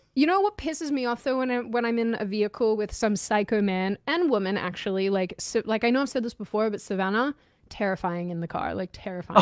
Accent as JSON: {"language": "English", "country": "Australia", "moved": "yes", "said": "you bond over being Aussie"}